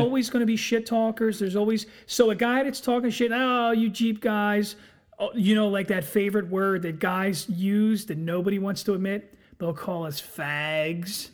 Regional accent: Philadelphia, Pennsylvania, United States; I'm from Philadelphia

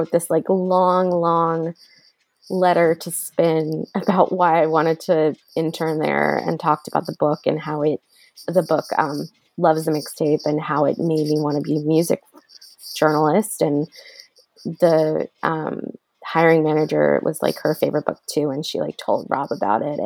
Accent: New Jersey, United States; I grew up in New Jersey

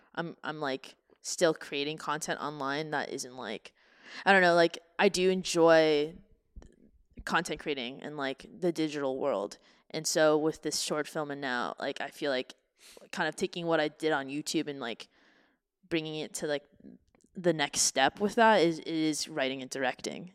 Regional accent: Canada; now in United States; my hometown of Canada

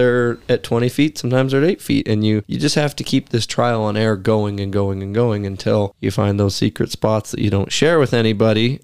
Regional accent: Pacific Northwest, United States; growing up in Pacific Northwest hunting and timber country

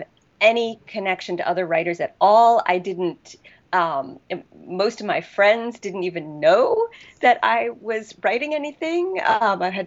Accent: New Jersey, United States; also born or lived in Wisconsin / South Sudan; now in California, United States; I'm from New Jersey

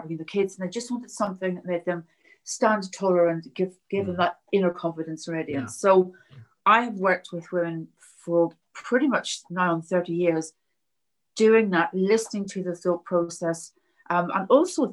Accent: Belfast, Northern Ireland, United Kingdom; I grew up in Belfast during the Troubles

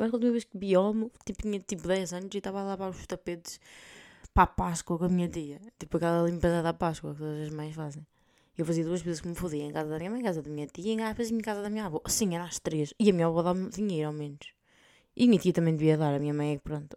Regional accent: north of Portugal, Portugal; accent: northern Portuguese; moved away as an adult; now in Spain; aí em cima nós abrimos mais as vogais

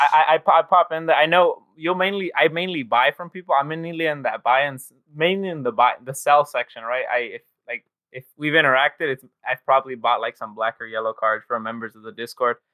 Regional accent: Los Angeles, California, United States; I'm from Los Angeles

